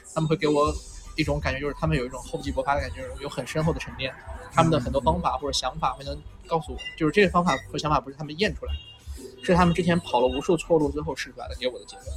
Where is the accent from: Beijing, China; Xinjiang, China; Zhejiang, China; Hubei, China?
Xinjiang, China; moved away; 我父母都在新疆嘛嗯。对。就是我小的时候其实从小一直在新疆生活